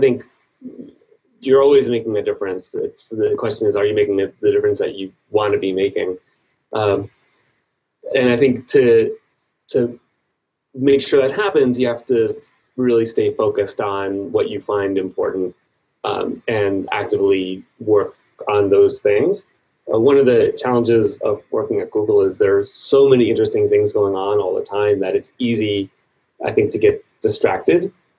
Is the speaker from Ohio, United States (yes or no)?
no; New York, United States; I was born in New York City, but we moved to kind of a rural part of Long Island when I was young, and we had woods that I would go through every day